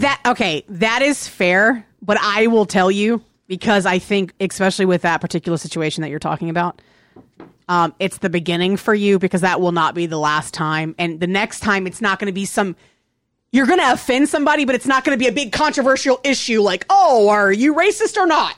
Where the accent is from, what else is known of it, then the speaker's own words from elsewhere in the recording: Virginia, United States; moved away; also born or lived in Texas; I grew up playing soccer and I grew up in Virginia. That's where I grew up